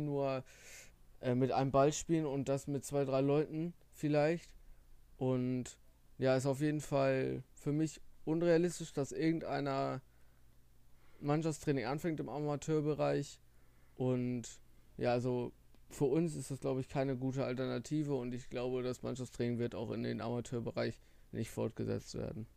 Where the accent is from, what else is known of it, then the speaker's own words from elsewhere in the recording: the North, Northern Germany, Germany; bei uns im Norden oder allgemein in Deutschland